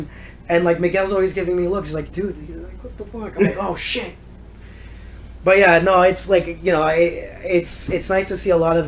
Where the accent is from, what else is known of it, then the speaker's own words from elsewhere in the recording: Maple, Ontario, Canada; I grew up in Maple.